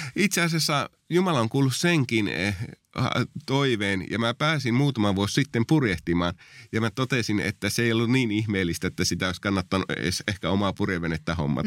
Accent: Oulu, North Ostrobothnia, Finland; moved away as an adult; also born or lived in southern Finland; mä oon lähtöisin tuolta vähän pohjoisempaa Oulusta, josta on päätynyt sitten vuosien varrella tänne etelään sitten työn perässä

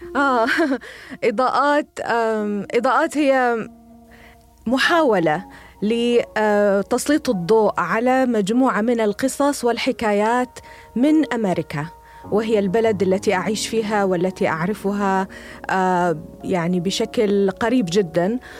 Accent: Bahrain; moved away as an adult; now in United States; أنا بحرينية. آم، قضيت ربما النصف الأول من حياتي في، في ب-، في جزيرة صغيرة لطيفة هي البحرين

